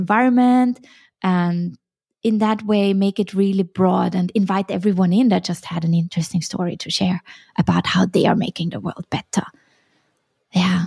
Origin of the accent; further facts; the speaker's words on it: Vienna, Austria; moved away as an adult; also born or lived in Hong Kong / Sweden / China; I'm originally from Vienna and I studied Chinese at university.